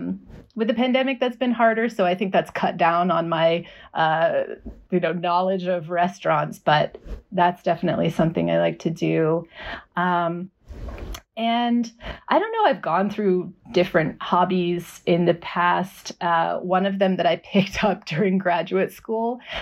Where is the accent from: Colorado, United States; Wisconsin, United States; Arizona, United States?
Colorado, United States; Boulder; now in Austin, United States; I grew up in Boulder, Colorado